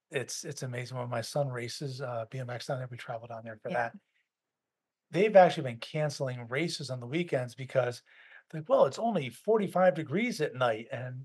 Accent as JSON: {"language": "English", "town": "Schenectady", "region": "New York", "country": "United States", "tie": "born or raised there", "also_born_or_lived": "Syracuse, New York / Vermont / Berkshires, Massachusetts", "moved": "as an adult", "said": "I grew up in Schenectady, New York. Okay, not the warm climate of the world. Then I went to school at Syracuse. Again, a little bit of snow. Lived in Vermont for a bit"}